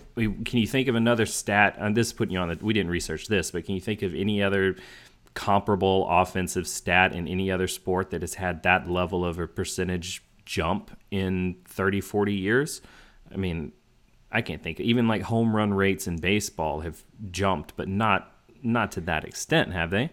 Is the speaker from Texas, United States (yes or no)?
yes; Houston, Texas, United States; I grew up in Houston where my formative years, like my high, junior high and high school years